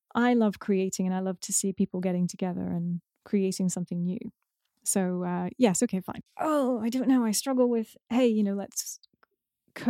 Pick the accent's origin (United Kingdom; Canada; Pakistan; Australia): United Kingdom; I'm British